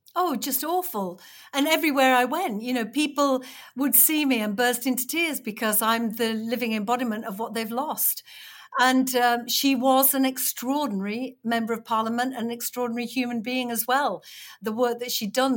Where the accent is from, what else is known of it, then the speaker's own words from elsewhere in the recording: Batley, Yorkshire and the Humber, United Kingdom; it's my hometown. She was standing in my hometown